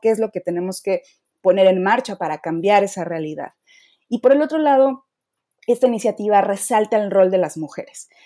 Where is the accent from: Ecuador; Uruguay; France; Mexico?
Mexico; soy la primera mexicana que participa en la iniciativa